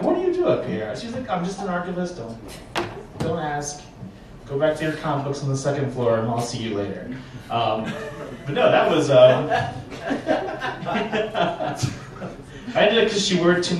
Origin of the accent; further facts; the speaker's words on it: the South, United States; now in Denver, United States; I'm from the South